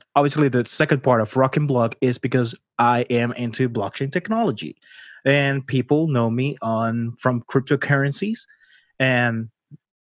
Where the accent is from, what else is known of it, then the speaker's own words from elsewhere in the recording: Puerto Rico; I'm the first Puerto Rican customer for Wealth Simple